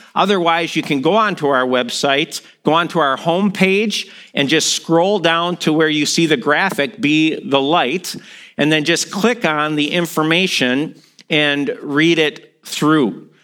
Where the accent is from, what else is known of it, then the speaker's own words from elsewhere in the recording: outside of Milwaukee, Wisconsin, United States; now in East Central Minnesota, United States; I grew up outside of Milwaukee